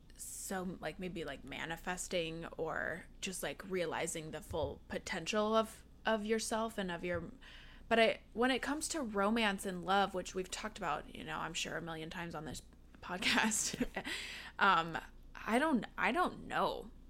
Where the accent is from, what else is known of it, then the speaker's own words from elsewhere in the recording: Seattle, Washington, United States; now in Los Angeles, United States; I'm from the Seattle area